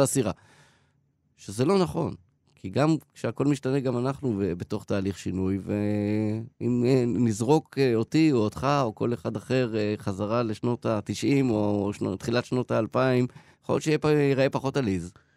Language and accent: Hebrew; Haifa, Haifa District, Israel; אני גדלתי בקריית חיים